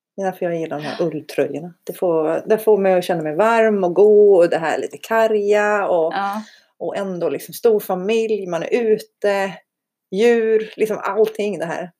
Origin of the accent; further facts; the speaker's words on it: Iceland; now in Sweden; jag är ju islänning. Jag är på riktigt islänning. På jag är riktigt. född där och har två isländska föräldrar.